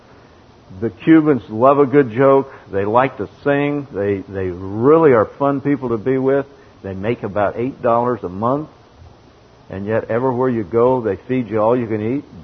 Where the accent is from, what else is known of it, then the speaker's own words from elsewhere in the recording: Texas, United States; I'm from Texas, and I'm a farmer